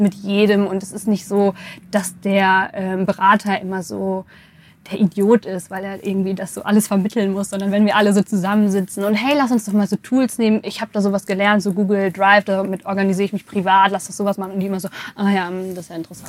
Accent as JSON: {"language": "German", "town": "Bielefeld", "region": "North Rhine-Westphalia", "country": "Germany", "tie": "born or raised there", "said": "Ich komme, jetzt bin ich gespannt, ähm, aus Bielefeld. Ich bin in Bielefeld geboren."}